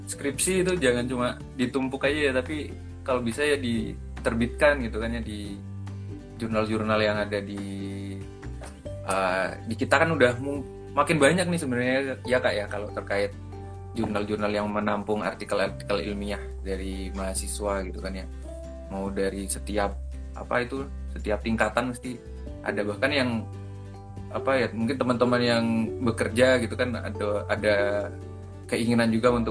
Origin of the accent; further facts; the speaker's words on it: Java, Indonesia; contoh contoh saya aja kalau di kan saya orang Jawa nih di Jawa aja tuh kalau nanggung tuh udah beda gitu